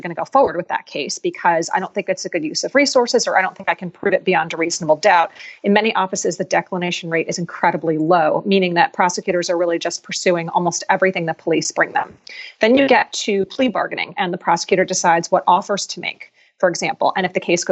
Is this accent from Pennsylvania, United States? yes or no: yes; Philadelphia, Pennsylvania, United States; Philadelphia, which is my hometown